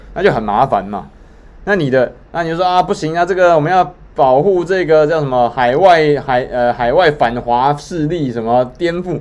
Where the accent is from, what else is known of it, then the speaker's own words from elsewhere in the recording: Taiwan; 我们都是台湾人